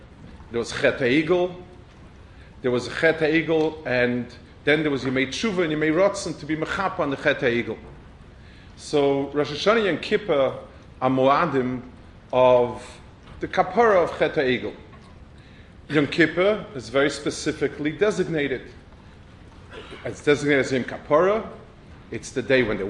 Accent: New York City, New York, United States; now in Washington, United States; I grew up on the Lower East Side and the other side of the island on the bottom

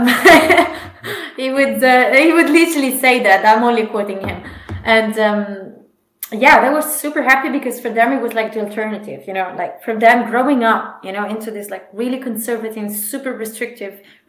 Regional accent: Rome, Lazio, Italy; I was born in Rome and I had a really interesting and nice childhood in Rome

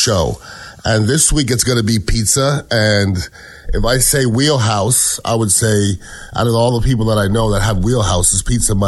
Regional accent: Montreal, Quebec, Canada; I'm from Montreal, Canada

